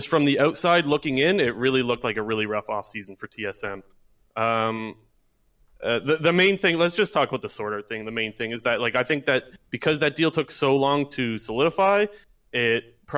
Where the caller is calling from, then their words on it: Ontario, Canada; Ontario, Canada.